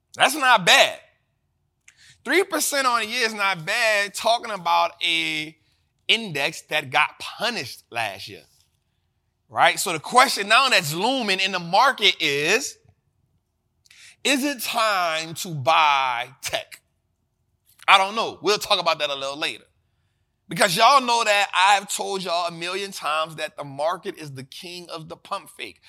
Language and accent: English; New Orleans, Louisiana, United States; born and raised in New Orleans